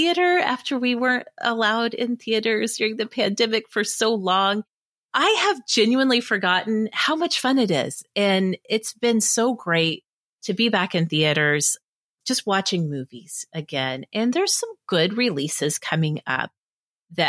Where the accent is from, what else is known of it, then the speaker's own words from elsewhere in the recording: Oklahoma, United States; I'm a hick from Oklahoma.